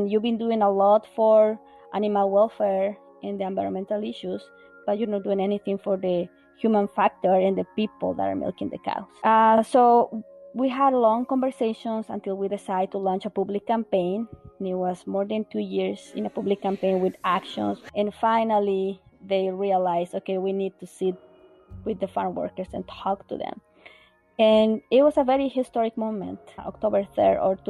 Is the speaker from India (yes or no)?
no; Bolivia; now in Vermont, United States; I'm originally from Bolivia